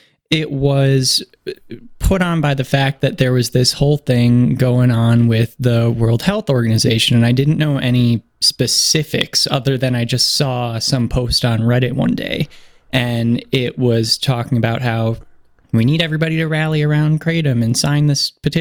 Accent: Geneseo, New York, United States; also born or lived in Granville, New York; I'm from New York, originally from Geneseo, New York, is a small town just south of Rochester, New York

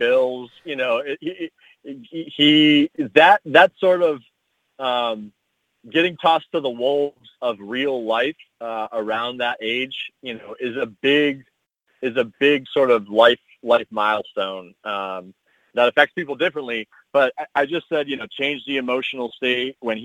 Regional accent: Midwest, United States; growing up in the Midwest

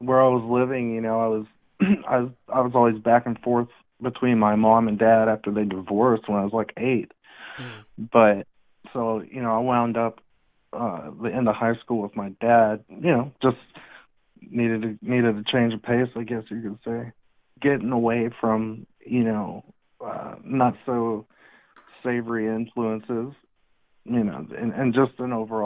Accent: Texas, United States; moved away as an adult; also born or lived in Dallas-Fort Worth, Texas / Austin, Texas; now in Jacksonville, United States; Originally, I'm from Texas

